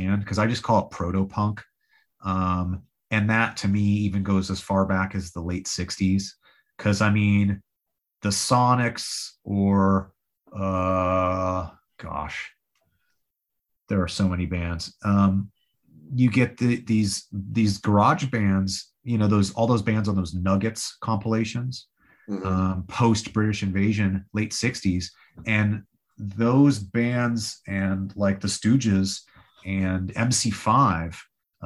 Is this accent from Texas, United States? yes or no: no; Los Angeles, California, United States; moved away as an adult; now in Nashville, United States; I'm from